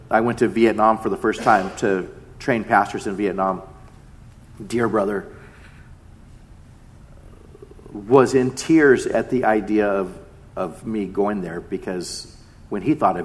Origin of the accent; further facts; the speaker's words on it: Mission Viejo, California, United States; Being half Japanese growing up in Mission Viejo